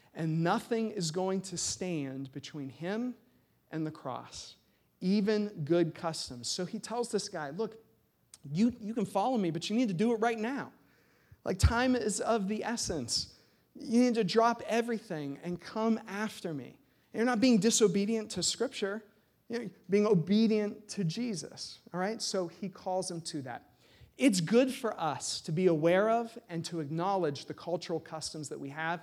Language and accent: English; United States; as American Christians